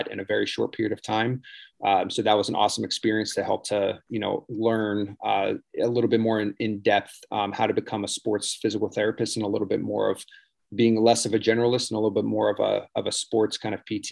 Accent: Pittsburgh, Pennsylvania, United States; moved away as an adult; also born or lived in Houston; now in Port St. Lucie, United States; I grew up around Pittsburgh

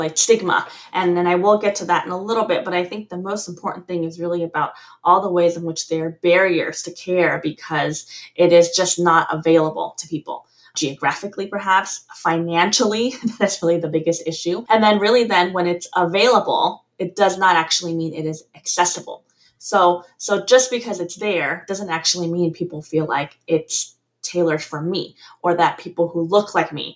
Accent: California, United States; also born or lived in Taiwan / Deep South, United States; I'm back actually in California, my home state

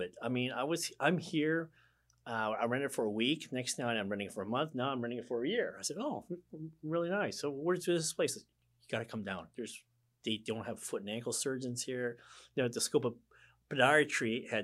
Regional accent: Midwest, United States; also born or lived in West Coast; now in Hilton Head Island, United States; growing up in the Midwest

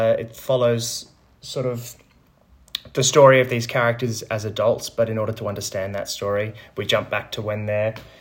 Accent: Melbourne, Victoria, Australia; moved away as an adult; now in Sydney, Australia; I had to move over from Melbourne. I'm from Melbourne originally, so moved

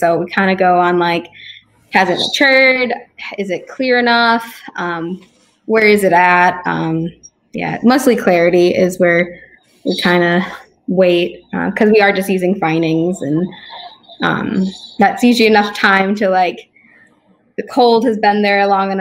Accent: Naperville, Illinois, United States; moved away; There was a local brewery, Workforce, where I was from. I'm from Naperville

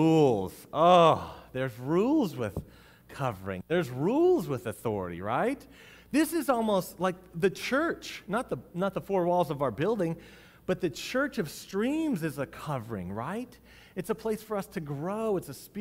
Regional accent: United States; we are American citizens.

